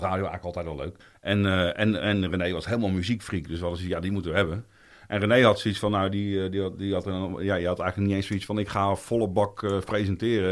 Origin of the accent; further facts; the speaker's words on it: Roelofarendsveen, South Holland, Netherlands; also born or lived in The Hague; ik ben ook geboren in Den Haag, maar ik had het geluk dat mijn ouders eh, op mijn vierde naar Roelof Arendsveen verhuisden